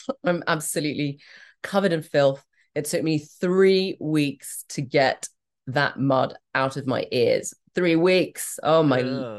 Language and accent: English; Hong Kong; That's 1, 2, 3, 4 in Cantonese because I come from Hong Kong.